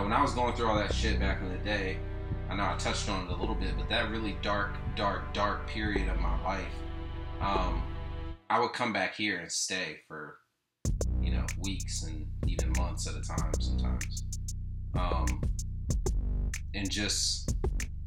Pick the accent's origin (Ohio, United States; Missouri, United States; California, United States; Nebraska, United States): Ohio, United States; Lima; moved away; I'm currently in my hometown, Lima, Ohio